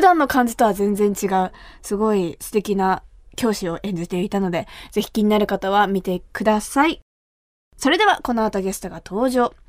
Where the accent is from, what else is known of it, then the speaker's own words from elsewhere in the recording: Kumamoto, Japan; 私が生まれ育った熊本